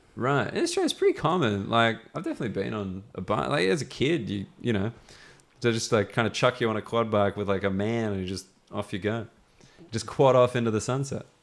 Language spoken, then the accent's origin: English; Sydney, New South Wales, Australia; accent: educated Australian; now in London, United Kingdom; I'm from Sydney